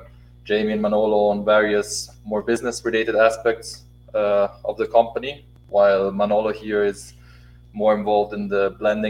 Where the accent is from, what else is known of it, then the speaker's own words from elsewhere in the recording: Switzerland; moved away as an adult; now in Mexico City, Mexico; I'm also Swiss originally, but since 6.5 years I've been living in Mexico City.